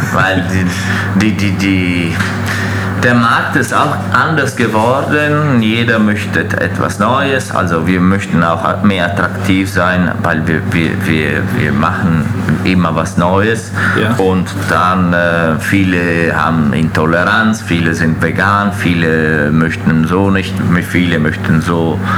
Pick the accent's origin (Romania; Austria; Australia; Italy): Italy; Veneto; German is a second language; also born or lived in Fürth, Germany; now in Schwabach, Germany; als ich, ich, ich, in die Schule angefangen habe, äh, war ich immer in Italien